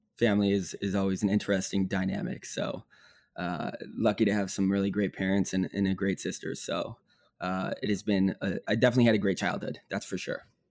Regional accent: Northbrook, Illinois, United States; moved away as an adult; also born or lived in Bloomington, Indiana; I grew up in Northbrook, Illinois, suburb outside of Chicago

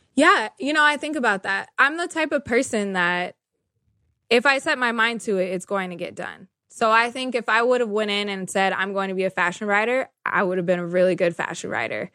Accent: Sacramento, California, United States; I was born and raised in Sacramento, California, so NorCal

